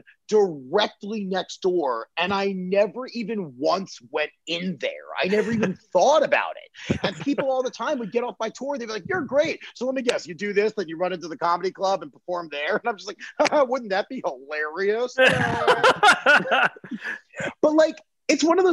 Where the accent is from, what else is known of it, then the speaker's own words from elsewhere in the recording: Baltimore, Maryland, United States; moved away as an adult; also born or lived in Pittsburgh; now in Los Angeles, United States; Grew up in Baltimore, stayed there till I was 19